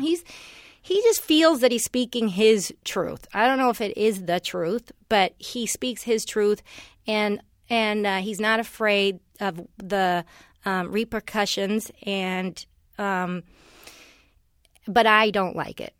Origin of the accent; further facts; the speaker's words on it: Los Angeles, California, United States; also born or lived in Cleveland, Ohio; we moved here when I was seven to, to, uh, the Valley. And, um, so I grew up in the valley